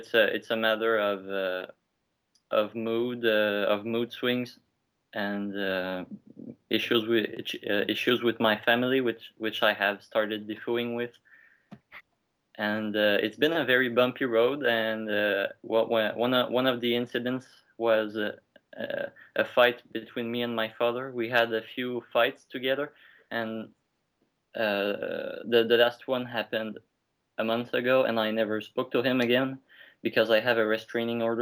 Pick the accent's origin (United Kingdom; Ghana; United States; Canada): Canada; English is a second language; I'm French Canadian